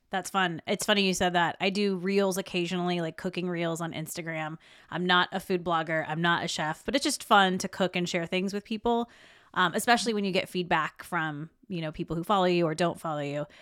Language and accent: English; South Carolina, United States; I'm from South Carolina, so we had a lot in our family, bakers and cooks